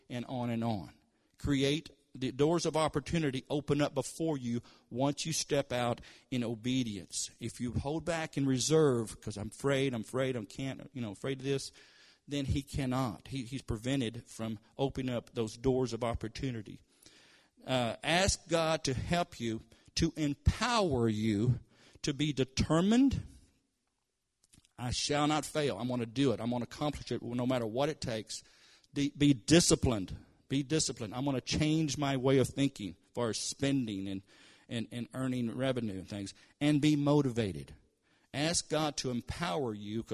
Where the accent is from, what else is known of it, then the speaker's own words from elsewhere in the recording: Kentucky, United States; moved away as an adult; now in Tulsa, United States; I was raised in Kentucky. And, of course, we're in Tulsa, Oklahoma now